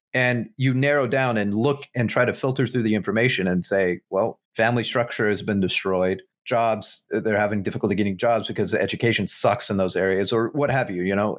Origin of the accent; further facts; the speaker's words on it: United States; as an American